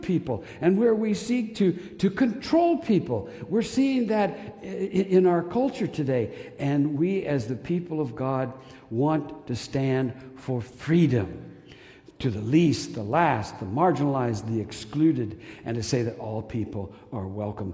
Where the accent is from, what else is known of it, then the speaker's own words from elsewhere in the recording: Wichita, Kansas, United States; I'm from Wichita